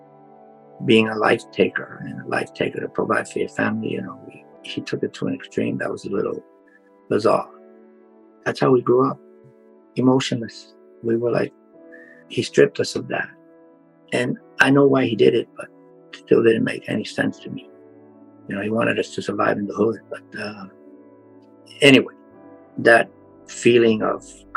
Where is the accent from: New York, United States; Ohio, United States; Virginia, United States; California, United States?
New York, United States; New York City; now in Florida, United States; I grew up in the South Bronx